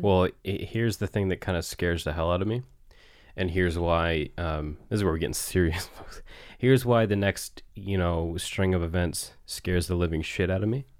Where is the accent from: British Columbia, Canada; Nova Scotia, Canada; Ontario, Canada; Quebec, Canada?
Nova Scotia, Canada; near Clark's Harbour; the Seaside Community Center in Clark's Harbor, which is, uh, you know, near my hometown